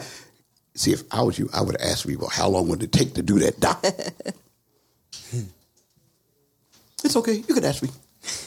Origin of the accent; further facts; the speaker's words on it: Philadelphia, Pennsylvania, United States; I was raised in Philly